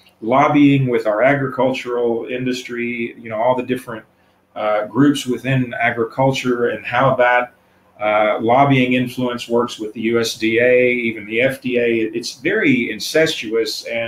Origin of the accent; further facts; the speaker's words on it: the South, United States; And being a Southerner, I mean, I'm the kind of person who grew up eating beef at every meal every day.